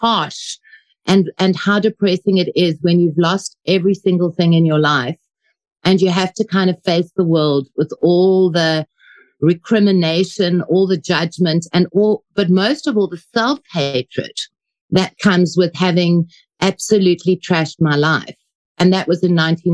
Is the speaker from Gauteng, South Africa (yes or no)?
yes; Johannesburg, Gauteng, South Africa; also born or lived in Ermelo, Mpumalanga; I was fortunately 6 months when I left and I went to Joburg. Grew up in Joburg